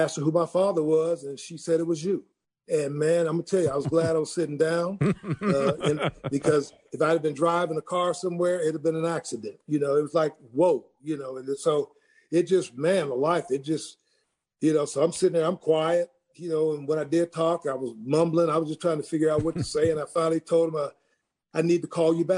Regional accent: Ohio, United States; growing up in Ohio

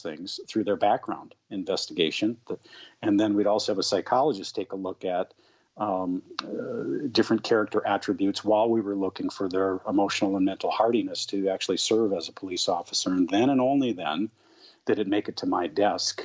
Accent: St. Paul, Minnesota, United States; I grew up in St. Paul.

